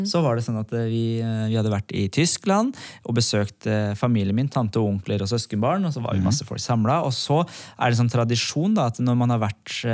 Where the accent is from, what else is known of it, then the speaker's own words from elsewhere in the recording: Iran; now in Norway; Jeg kom jo fra Iran opprinnelig, og mm. familien min var nesten alle da muslimer.